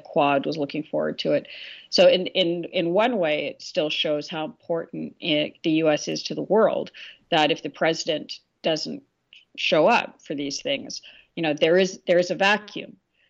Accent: Canada; As you know, I'm a Canadian, eh?

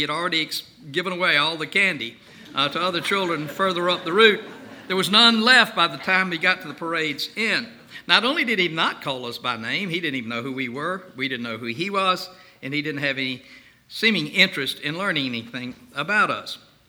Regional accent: Canton, Mississippi, United States; my hometown of Canton, Mississippi.

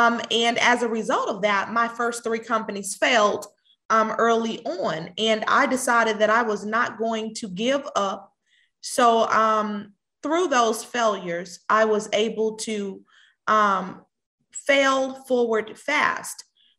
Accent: Houston, Texas, United States; moved away as an adult; now in Atlanta, United States; I moved to Atlanta in 2016. And I moved to Atlanta from Houston, Texas. I am a Houston native. Have been in Houston all of my life.

